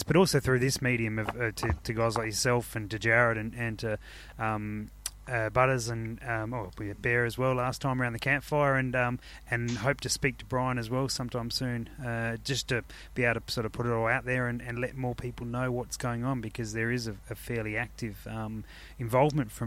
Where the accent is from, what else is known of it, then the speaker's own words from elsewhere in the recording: Adelaide, South Australia, Australia; I'm from Adelaide